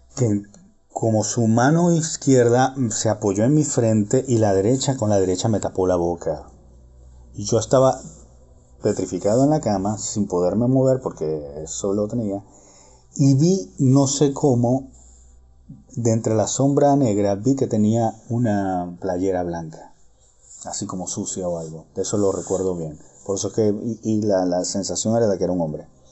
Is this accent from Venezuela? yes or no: yes; Venezuela; moved away as an adult; also born or lived in Ireland / Hamburg, Germany; now in Berlin, Germany; yo soy venezolano, pero como ya saben, la situación del país y toda esta historia, yo hace muchos años me vine a vivir a Europa